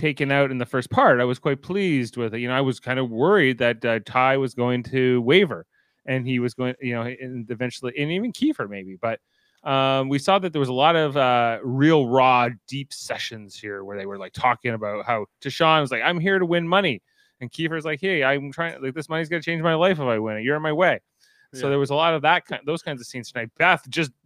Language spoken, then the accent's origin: English; Canada; I'm Canadian.